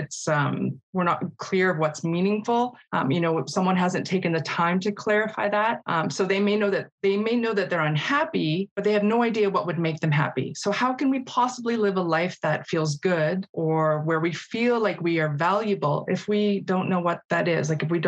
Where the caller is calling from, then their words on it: Calgary, Alberta, Canada; I want to acknowledge that I'm participating from Mokinsis in Calgary, the traditional territories of the Blackfoot Confederacy.